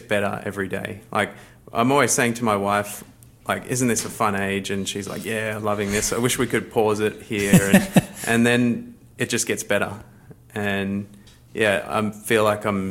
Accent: Lismore, New South Wales, Australia; now in Wallsend, Australia; I'm from Lismore in North New South Wales and now working as an accountant for the Seventh-day Adventist Church and living in Wall's End.

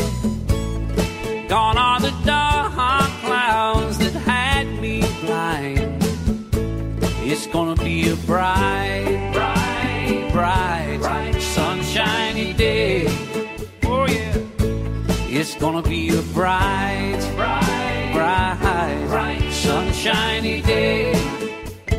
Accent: Australia; as an Aussie

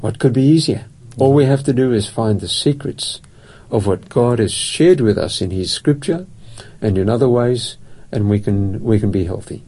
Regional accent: Perth, Western Australia, Australia; moved away as an adult; now in Adelaide, Australia; I grew up in Perth, and uh, Perth is my home

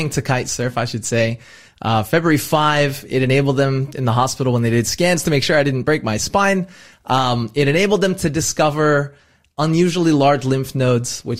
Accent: United States; as an American

